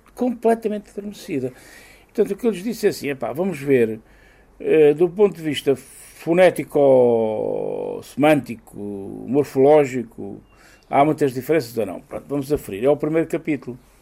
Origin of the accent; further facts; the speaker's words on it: Castelo Rodrigo, Guarda, Portugal; eu sou de Castelo Rodrigo e o, o ministro dos Negócios Estrangeiros do Filipe II era o conde da minha aldeia